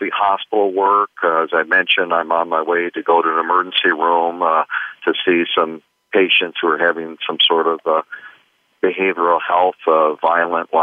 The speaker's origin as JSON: {"language": "English", "region": "Minnesota", "country": "United States", "tie": "born or raised there", "moved": "as an adult", "said": "I grew up in Minnesota, a Midwestern kid"}